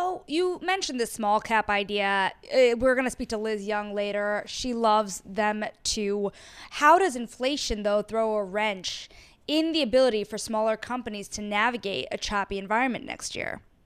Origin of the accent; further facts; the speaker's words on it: Paramus, New Jersey, United States; I grew up in Paramus, New Jersey